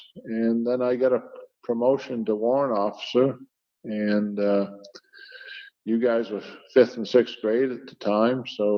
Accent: Cumberland, Maine, United States; also born or lived in Farmington, Maine; growing up in Cumberland, Maine, and going to Greeley High School

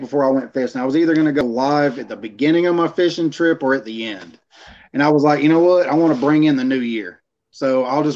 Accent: Middle Georgia, United States; moved away; I'm originally from Middle Georgia

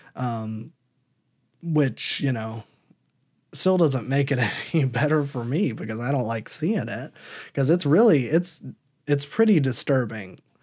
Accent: Iowa, United States; I'm from Iowa.

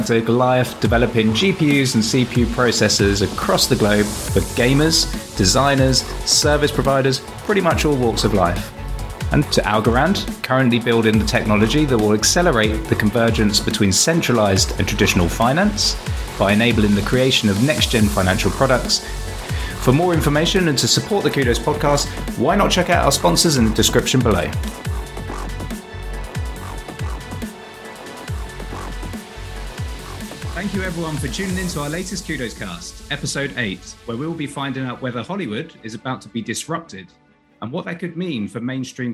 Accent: United Kingdom; accent: British; my pesky British accent

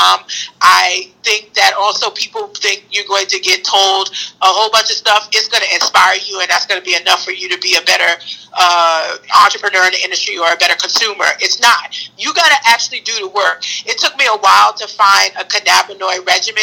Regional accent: New York City, New York, United States; I'm from Brooklyn

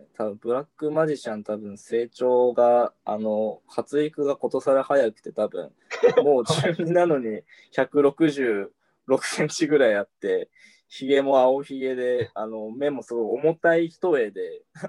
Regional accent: Shiwa District, near Morioka, Iwate, Japan; 盛岡らへん出身で。

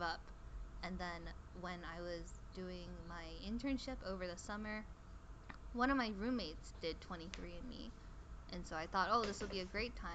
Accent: China; I was born in China, but my entire family is Korean, basically.

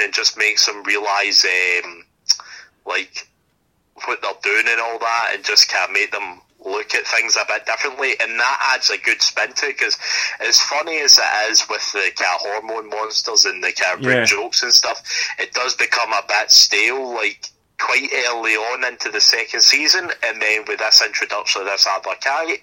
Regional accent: Scotland, United Kingdom; we are Scottish

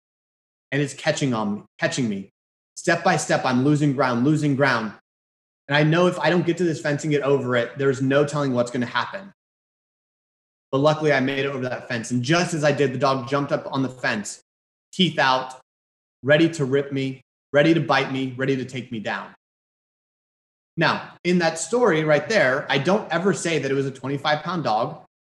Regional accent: Houston, Texas, United States; I'm from Houston.

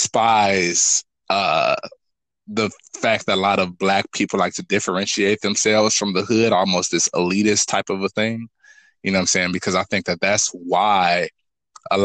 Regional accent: Gary, Indiana, United States; I'm from Gary. Gary is super cool. I went to a performing arts school called Emerson

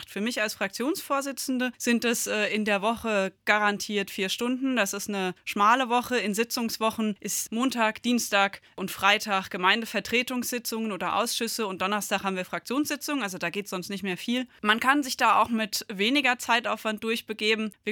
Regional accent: Gundernhausen, Hesse, Germany; Also ich bin hier aufgewachsen, ich bin in Gundernhausen geboren, zur Schule gegangen

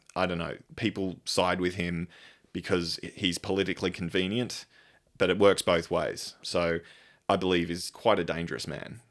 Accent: Australia; I am an Australian.

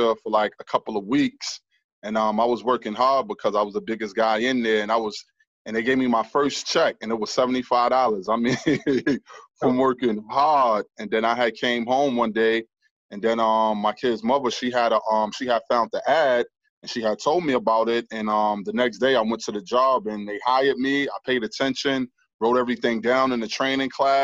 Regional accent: New York City, New York, United States; moved away as an adult; also born or lived in Florida; now in Jacksonville, United States; I was born and raised in Harlem, New York

